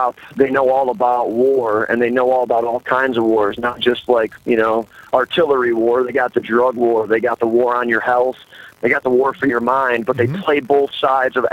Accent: Detroit, Michigan, United States; moved away as an adult; now in Baltimore, United States; Three of us are originally from Detroit, Michigan

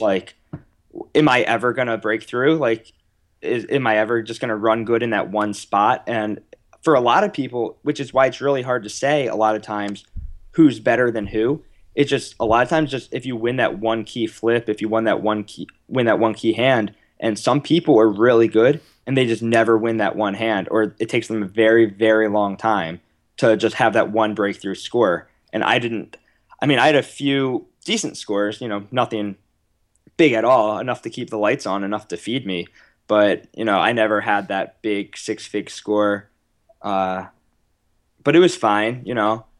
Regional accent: United States; accent: American; also born or lived in Manchester; my American accent

